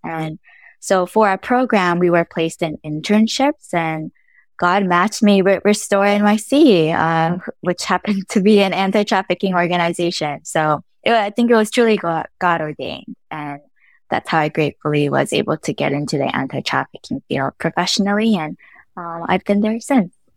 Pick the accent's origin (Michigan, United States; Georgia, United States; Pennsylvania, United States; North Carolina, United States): North Carolina, United States; also born or lived in Los Angeles, California; I was born in L A and raised in North Carolina